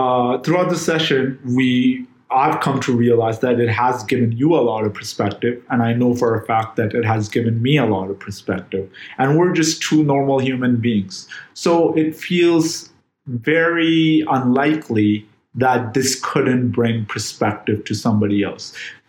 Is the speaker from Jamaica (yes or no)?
yes; Jamaica; I'm from Jamaica.